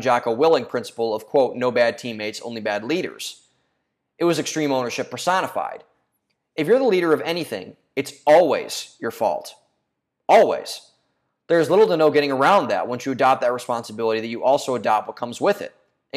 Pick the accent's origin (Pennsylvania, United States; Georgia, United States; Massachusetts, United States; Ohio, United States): Ohio, United States; home state of Vivek Ramaswamy; he's from my home state